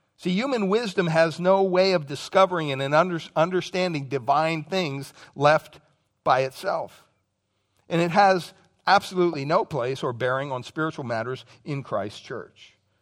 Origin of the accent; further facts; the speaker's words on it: Pennsylvania, United States; moved away; childhood memories growing up in Pennsylvania